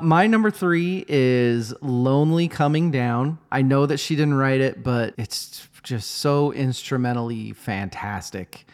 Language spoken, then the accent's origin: English; United States; we're American